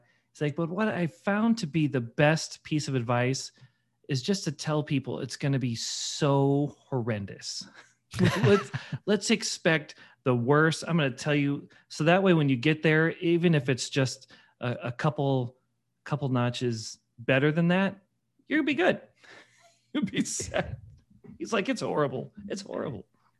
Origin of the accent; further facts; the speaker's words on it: Missouri, United States; I grew up in St. Louis County, not Christian.